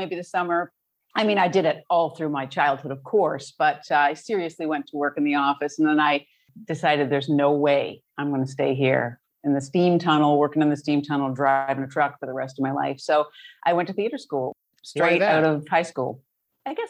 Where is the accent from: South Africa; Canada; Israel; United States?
Canada; Brampton, Ontario; I grew up outside of Toronto in the suburbs of Brampton, Ontario, Canada